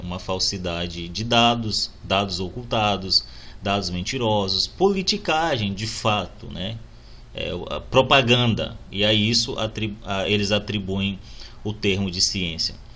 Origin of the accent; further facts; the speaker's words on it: Brazil; nos define como brasileiros